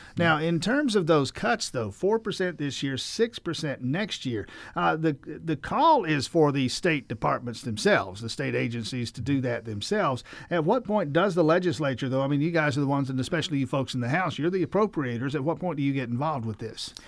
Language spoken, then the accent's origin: English; Grady County, South Georgia, United States; I'm from South Georgia, Grady County.